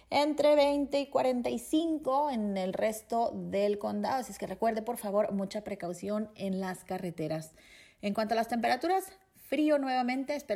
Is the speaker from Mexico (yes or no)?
yes; Mexico; Una persona como yo, mexicana, mujer, lesbiana, eh, todos mis derechos eh, vuelven a tener sentido